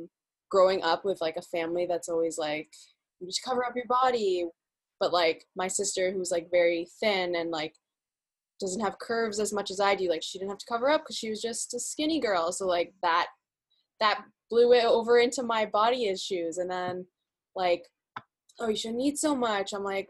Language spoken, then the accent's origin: English; Pakistan; But, like, I'm Pakistani and Muslim.